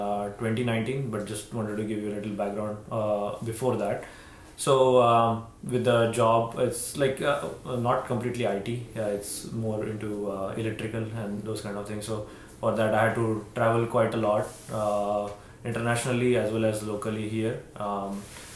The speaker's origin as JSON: {"language": "English", "town": "Mumbai", "region": "Maharashtra", "country": "India", "tie": "born or raised there", "moved": "as an adult", "lives_now": "Houston, United States", "said": "born and brought up in Mumbai and just moved to Houston like around 20 years ago"}